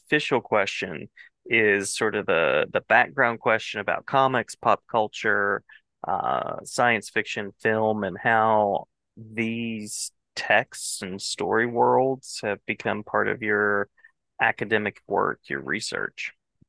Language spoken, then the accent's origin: English; West Virginia, United States; I grew up in West Virginia, so not too far from there.